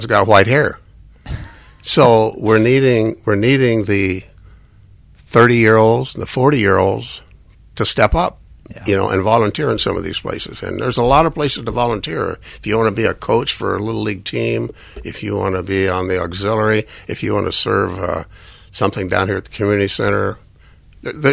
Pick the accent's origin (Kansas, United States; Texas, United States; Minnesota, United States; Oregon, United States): Kansas, United States; Larned; I'm from Fort Larned, Kansas